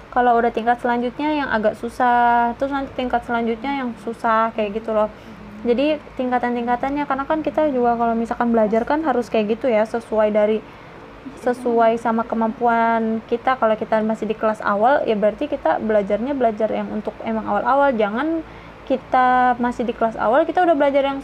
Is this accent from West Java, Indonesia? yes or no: yes; Bekasi, West Java, Indonesia; aku kan Jawa Barat ya Jawa Barat Bekasi kan masuknya bisa Jawa Barat bisa Jakarta